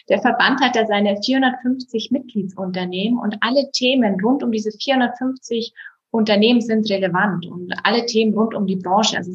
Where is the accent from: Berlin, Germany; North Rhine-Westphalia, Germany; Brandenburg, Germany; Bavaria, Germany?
Bavaria, Germany; Das hatte eher familiäre Hintergründe, dass ich zurück in die Heimat gezogen bin. Denn ich komme aus Bayern, aus dem Berchtesgadener Land. Hier ist auch meine gesamte Familie.